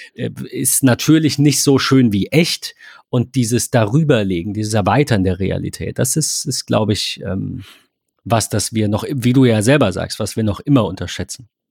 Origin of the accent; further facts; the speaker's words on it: Germany; ich bin Deutscher und ich spreche Deutsch